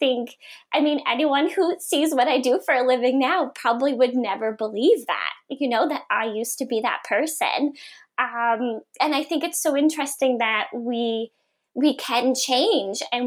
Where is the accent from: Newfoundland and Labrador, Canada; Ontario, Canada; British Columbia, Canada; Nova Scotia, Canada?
Nova Scotia, Canada; Sydney Mines; moved away as an adult; also born or lived in Halifax; I grew up in Cape Breton in a, you know, tiny little town of Sydney Mines